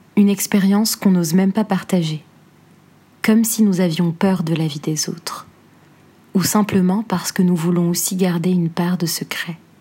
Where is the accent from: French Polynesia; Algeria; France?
Algeria; moved away as an adult; j'écrirai pour ma douce Algérie